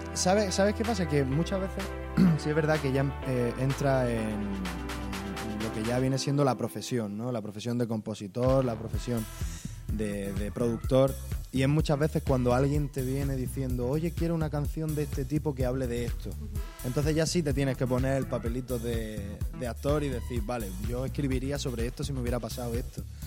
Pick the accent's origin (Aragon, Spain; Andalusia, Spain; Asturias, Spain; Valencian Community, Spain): Andalusia, Spain; Almería; yo soy de La Cañada